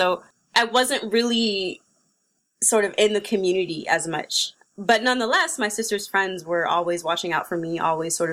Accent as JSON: {"language": "English", "town": "San Francisco", "region": "California", "country": "United States", "tie": "born or raised there", "said": "I grew up in San Francisco in a community called the Fillmore, which is a historically black community"}